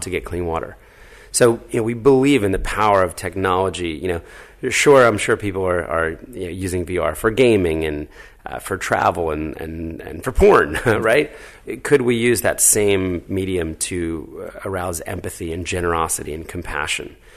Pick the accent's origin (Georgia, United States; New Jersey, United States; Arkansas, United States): New Jersey, United States; moved away as an adult; also born or lived in Philadelphia, Pennsylvania / New York City; raised in New Jersey